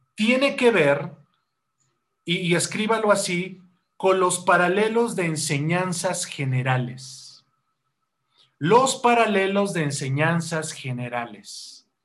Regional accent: Mexico; nosotros como cristianos y como mexicanos

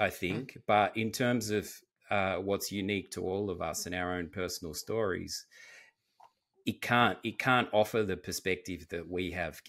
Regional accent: Australia; I've only spent time, obviously, where I grew up in Australia and in Europe.

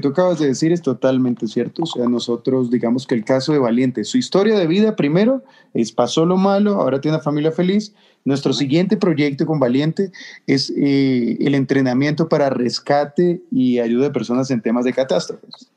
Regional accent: Ecuador

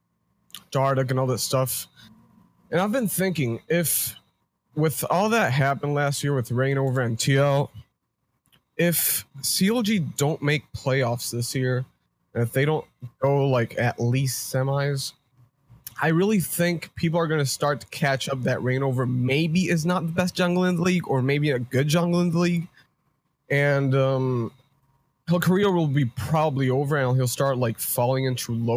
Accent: New Jersey, United States; moved away as an adult; now in Dominican Republic; I'm from New Jersey, but I'm currently in the Dominican Republic

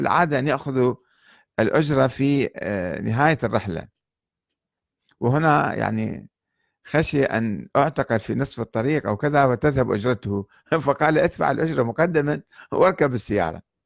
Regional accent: Iraq; moved away; also born or lived in Lebanon / Iran

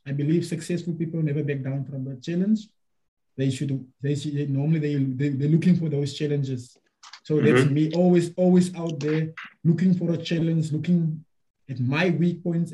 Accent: South Africa; a South African athlete or a South African representative, because that's what I am

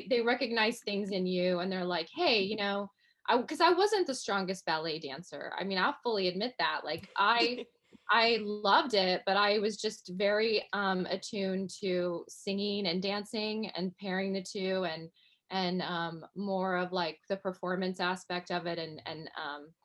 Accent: Kansas City, Missouri, United States; moved away; also born or lived in Los Angeles; I grew up in Kansas City, Missouri. So I'm a Midwestern girl.

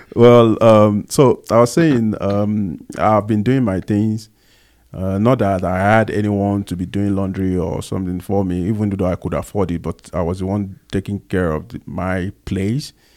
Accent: Agege, Lagos, Nigeria; accent: Nigerian; moved away as an adult; now in South Africa; I was born in, um, Lagos Island specifically, and at some point we moved to Agege. So I grew up, uh, in Agege

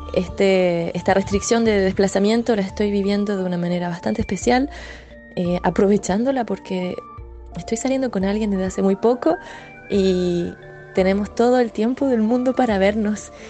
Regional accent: Chile; now in Marseille, France; soy chilena, vivo en Marsella desde hace varios años

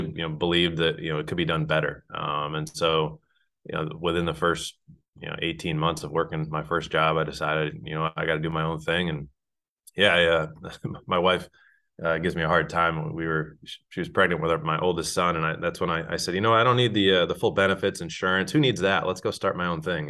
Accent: Northeast, United States; moved away as an adult; now in North Carolina, United States; I'm from the Northeast

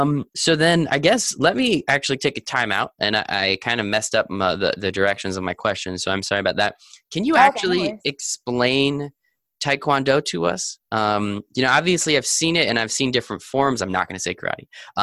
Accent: United States; just because I'm American and don't really know the metric system so much

